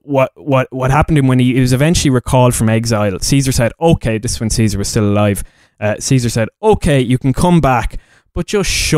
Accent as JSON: {"language": "English", "region": "Leinster", "country": "Ireland", "said": "I'm a bogger from Leash"}